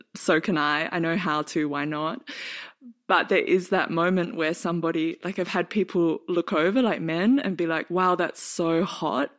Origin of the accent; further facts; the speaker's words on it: Australia; now in Berlin, Germany; live in Berlin now and I'm from Australia